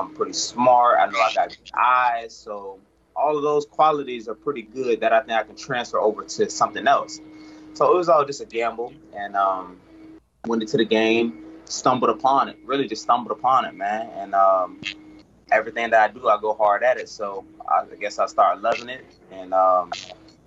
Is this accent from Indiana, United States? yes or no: no; St. Petersburg, Florida, United States; also born or lived in Brooksville, Florida; I'm originally from St. Pete. You know, pretty much born and raised